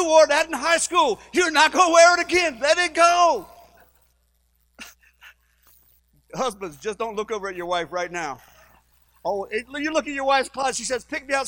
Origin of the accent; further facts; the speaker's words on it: Livingston Parish, Louisiana, United States; we're from Livingston Parish